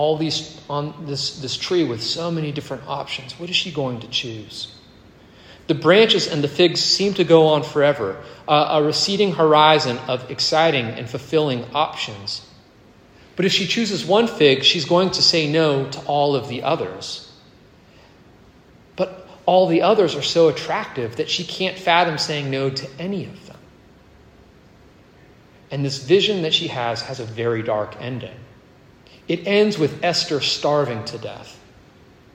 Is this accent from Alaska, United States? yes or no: no; Virginia, United States; also born or lived in Canada; I was born in Canada, but I grew up in Virginia